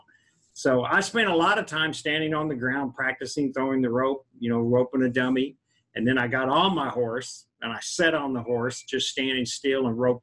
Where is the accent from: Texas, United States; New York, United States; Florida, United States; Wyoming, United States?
Texas, United States; Southwest; now in Kentucky, United States; I grew up in Southwest Texas.